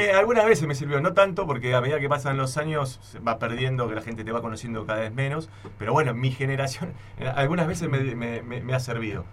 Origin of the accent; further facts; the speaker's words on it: Buenos Aires, Argentina; also born or lived in Santa Fe, Argentina; él lo trasladaron por el trabajo y yo aparecía a los 6, 7 años en Buenos Aires